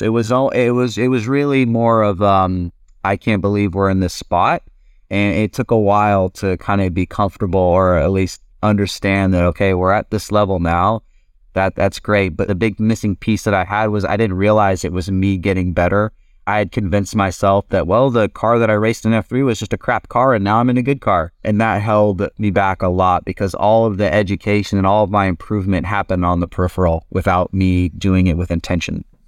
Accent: California, United States; moved away as an adult; also born or lived in Europe; we're kinda both from California

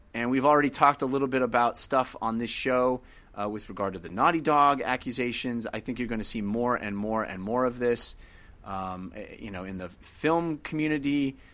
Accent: Bay Area, California, United States; a Bay Area guy, gr, growing up in the Bay Area, loving Bay Area teams

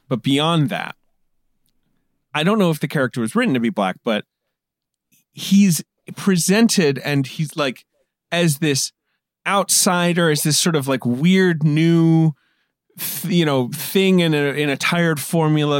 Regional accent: United Kingdom; moved away as an adult; I grew up in Britain.

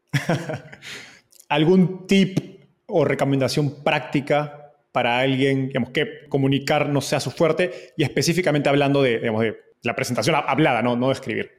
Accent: Peru; se llama Acrópolis en Lima, yo soy de Perú

